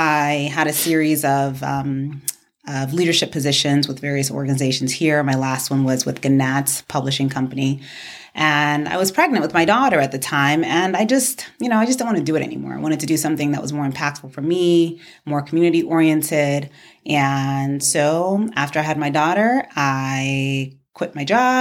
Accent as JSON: {"language": "English", "town": "New York City", "region": "New York", "country": "United States", "tie": "born or raised there", "also_born_or_lived": "Ibadan, Nigeria / the South (university)", "moved": "as an adult", "lives_now": "Arizona, United States"}